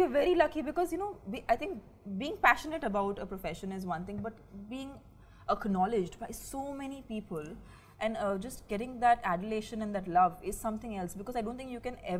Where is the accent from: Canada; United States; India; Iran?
India; Mumbai, Maharashtra; we are not from the South, but yeah. I think we are from Mumbai.